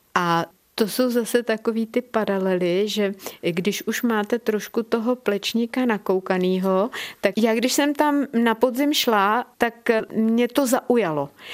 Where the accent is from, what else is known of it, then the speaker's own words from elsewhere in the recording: Krkonoše, near Kotel, Liberec Region, Czechia; když je kopec, na který se díváte od momentu, kdy se postavíte v dětské postýlce, když je tenhle kopec vám na blízku, tak já, i když jsem jezdila z Jablonce nad Něsou ze školy, tak když jsem přijela na Čermákovi rovně, tak jsem takhle vykoukla z toho autobusu a říkala jsem si, jo, kotlík je na svém místě a já už jsem doma